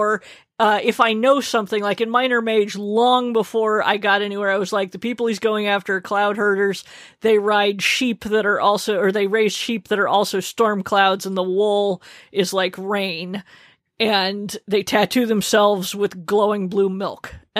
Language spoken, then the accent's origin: English; Arizona, United States; I take very quick showers. I grew up in Arizona.